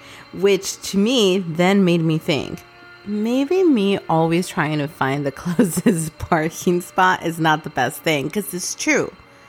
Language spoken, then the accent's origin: English; California, United States; we are from California.